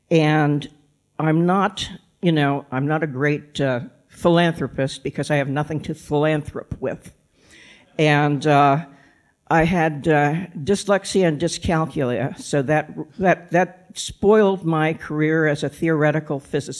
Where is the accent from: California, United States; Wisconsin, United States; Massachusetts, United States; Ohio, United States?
Massachusetts, United States; also born or lived in Kansas City, United States; Well, I think I had a little bit of an advantage there because I grew up in Massachusetts. When I came over here, I knew how to pronounce Worcester and Leicester. But I spent most of my adult life in the Kansas City area, which is why I sound like this.